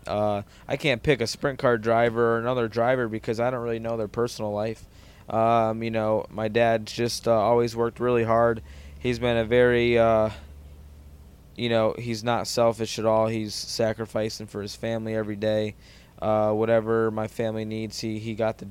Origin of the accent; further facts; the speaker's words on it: Connecticut, United States; growing up in Connecticut